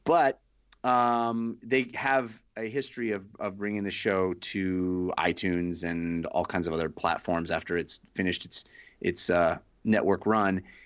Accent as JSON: {"language": "English", "area": "Bay Area", "region": "California", "country": "United States", "tie": "born or raised there", "said": "I grew up in the Bay Area"}